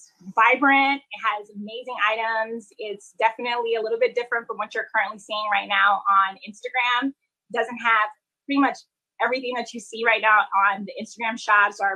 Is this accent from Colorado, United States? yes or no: no; Fort Lauderdale, Florida, United States; also born or lived in Haiti; now in New York, United States; I was born in Haiti, and I grew up in South Florida, Fort Lauderdale